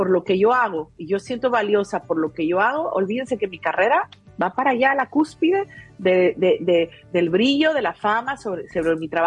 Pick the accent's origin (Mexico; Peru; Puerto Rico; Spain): Peru; Yo, ustedes saben que en Perú de donde soy, se cree mucho los extraterrestres, ¿no?